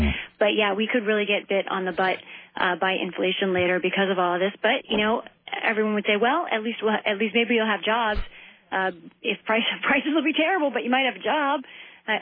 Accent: the South, United States; I am from the South

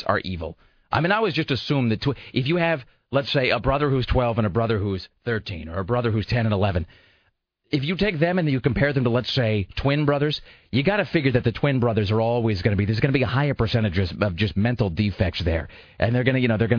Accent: Kennewick, Washington, United States; when I was growing up in Kennewick

